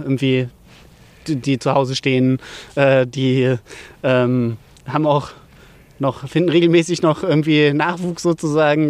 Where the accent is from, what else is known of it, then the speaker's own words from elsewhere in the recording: Dötberg, Germany; Und zwar bin ich ja hier in Dötberg aufgewachsen